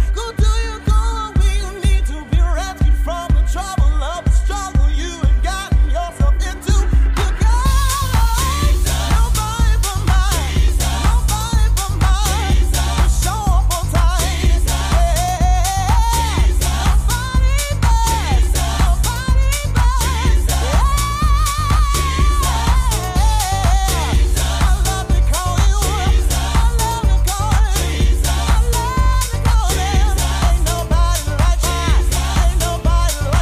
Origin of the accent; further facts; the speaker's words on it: New York metropolitan area, United States; also born or lived in South Carolina / North Carolina; Listening from the New York, New Jersey metropolitan area. It's my hometown, baby.